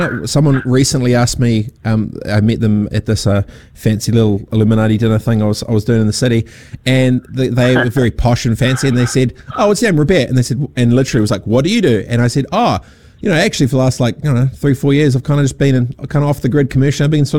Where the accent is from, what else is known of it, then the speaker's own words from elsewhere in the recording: Dargaville, Northland, New Zealand; also born or lived in Fiji / Christchurch; growing up on a farm in Dargaville, no one asks you, no one cares. Growing up in Fiji, no one asks you, no one cares. Growing up in Aranui Christchurch, no one cares.